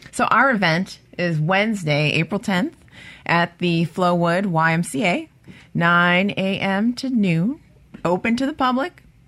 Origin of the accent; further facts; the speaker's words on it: Cleveland, Ohio, United States; now in Mississippi, United States; from Cleveland, Ohio. Originally, I am